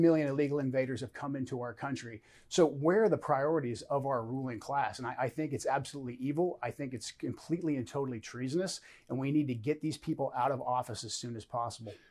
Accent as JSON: {"language": "English", "country": "United States", "said": "as American citizens"}